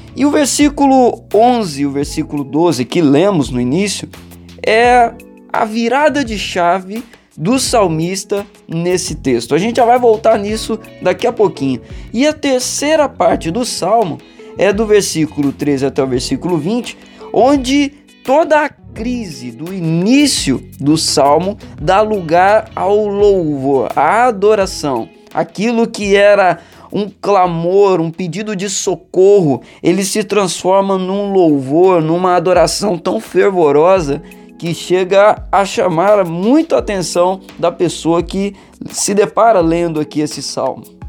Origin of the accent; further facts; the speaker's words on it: Valença, Brazil; Na minha adolescência, eu cresci na igreja metodista em Valença